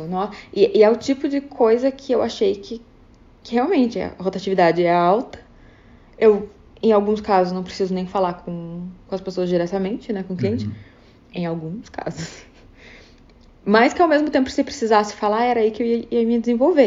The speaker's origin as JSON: {"language": "Portuguese", "country": "Brazil", "moved": "as an adult", "lives_now": "Vancouver, Canada", "said": "eu, como brasileira"}